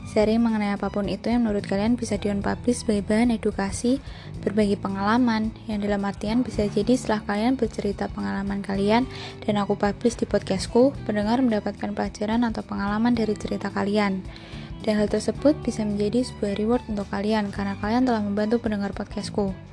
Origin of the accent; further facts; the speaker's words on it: Blora, Central Java, Indonesia; now in Semarang, Indonesia; Aku berasal dari kota Blora